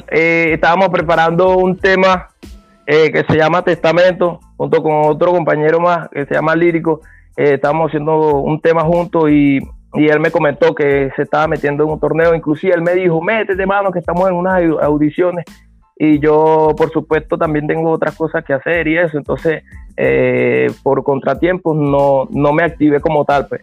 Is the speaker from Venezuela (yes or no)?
yes; Venezuela; Nosotros somos de Carupa